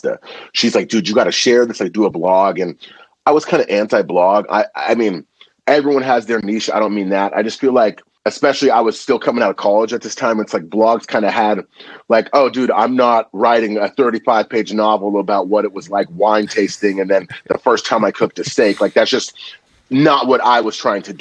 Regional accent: Napa, California, United States; also born or lived in Vallejo, California; I grew up in Napa, California. Now I live in Vallejo

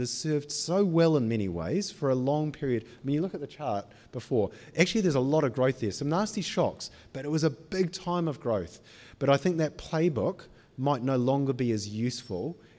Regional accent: Auckland, New Zealand; moved away as an adult; also born or lived in United Kingdom; I grew up in Panmure

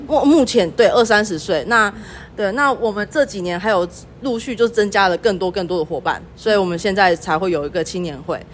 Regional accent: Pingtung County, Taiwan; also born or lived in Yuchi Township, Nantou; now in Yuchi, Taiwan; 我本身是屏东人，然后目前住在鱼池乡

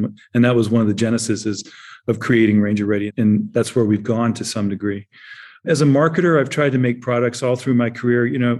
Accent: Germany; I grew up in Germany. I was born in the 50s and I grew up in Germany in the 60s and 70s.

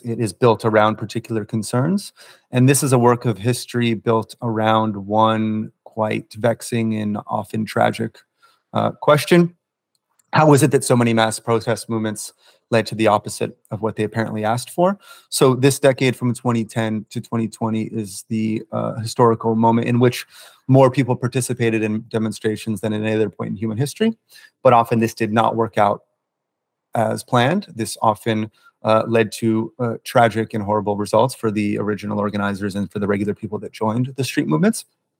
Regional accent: United States; I'm a journalist from the United States

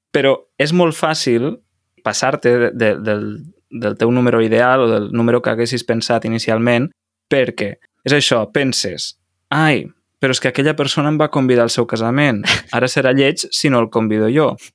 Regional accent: Catalonia, Spain; som catalans

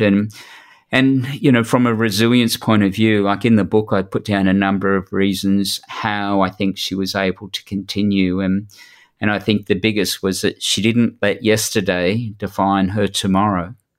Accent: New South Wales, Australia; I'm from New South Wales

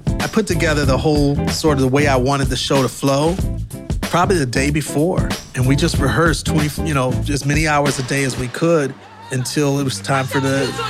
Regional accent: Milwaukee, Wisconsin, United States; moved away; also born or lived in Atlanta; my hometown, Milwaukee

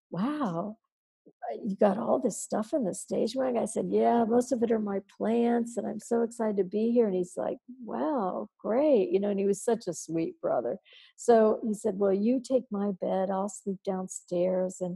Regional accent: Midwest, United States; Oh, but I'm from the Midwest. I'm the hardest worker you'll ever meet

